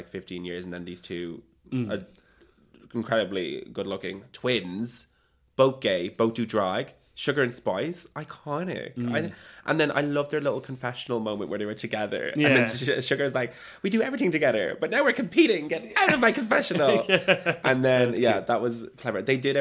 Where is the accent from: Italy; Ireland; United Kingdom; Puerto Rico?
Ireland; I'm from Ireland